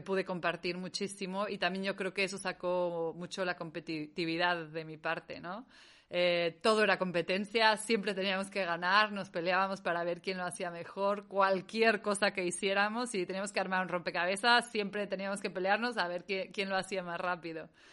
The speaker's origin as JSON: {"language": "Spanish", "country": "Mexico", "tie": "born or raised there", "also_born_or_lived": "Catalonia, Spain", "moved": "as an adult", "lives_now": "Spain", "said": "Me salí de México desde los 18, 19, tan pronto pude"}